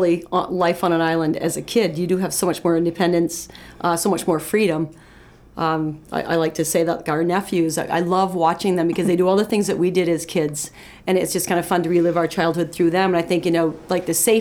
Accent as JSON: {"language": "English", "town": "Topsham", "region": "Maine", "country": "United States", "tie": "born or raised there", "also_born_or_lived": "Isle au Haut, Maine", "said": "We went between Topsom, Maine, and Isle of Hoe, which is our summer home"}